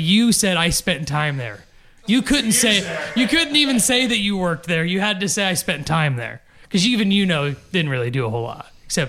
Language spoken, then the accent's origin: English; Dyersville, Iowa, United States; growing up in Dyersville, I don't think they had Taco John's.